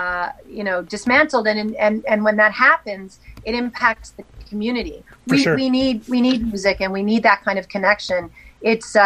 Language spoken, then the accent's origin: English; Winnipeg, Manitoba, Canada; moved away; my hometown